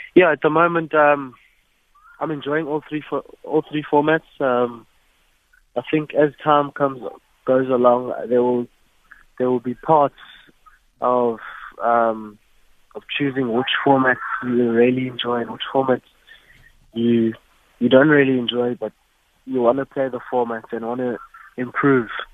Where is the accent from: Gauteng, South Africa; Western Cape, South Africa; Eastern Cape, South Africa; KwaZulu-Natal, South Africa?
Eastern Cape, South Africa; King William's Town; also born or lived in East London; I'm from East London, um, but I grew up in King Williamstown, Pilton